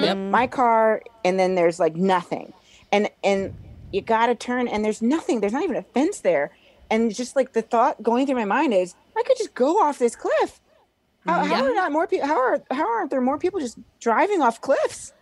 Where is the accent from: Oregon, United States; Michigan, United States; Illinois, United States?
Illinois, United States; Springfield; I'm from Springfield, Illinois